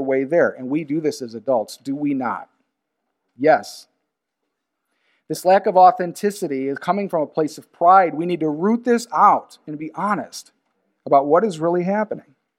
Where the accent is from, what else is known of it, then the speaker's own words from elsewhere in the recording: United States; Being an American